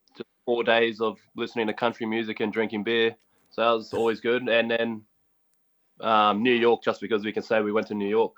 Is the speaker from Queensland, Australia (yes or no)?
yes; Gold Coast, Queensland, Australia; also born or lived in Logan; I was raised in Ashmore, but I went to school at Palm Beach